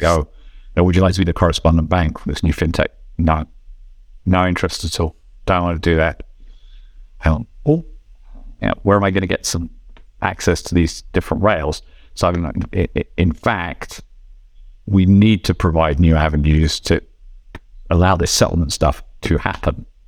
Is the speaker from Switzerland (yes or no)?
yes; Switzerland; in my home country here in Switzerland